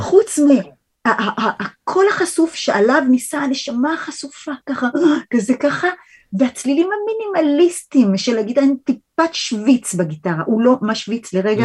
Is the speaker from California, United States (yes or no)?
no; New York, United States; moved away as an adult; also born or lived in Rochester, United States; now in Israel; באתי מניו יורק, גדלתי בניו יורק